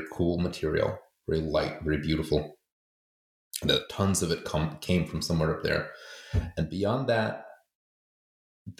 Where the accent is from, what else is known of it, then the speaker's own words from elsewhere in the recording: United States; also born or lived in Poland; I grew up in America, but was going to school in Poland